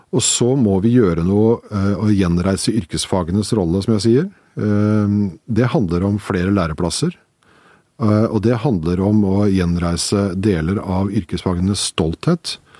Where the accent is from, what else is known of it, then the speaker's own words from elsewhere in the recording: Slemmestad, Akershus, Norway; Jeg kommer fra Slemmestad, som jo er et industrisam, eh, gammelt industrisamfunn.